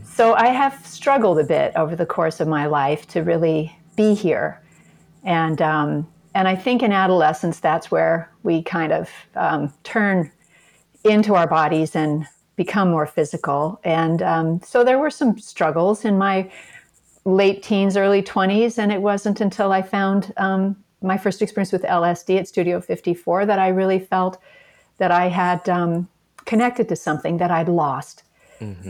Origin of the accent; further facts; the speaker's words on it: Seattle, Washington, United States; I grew up in Seattle, Washington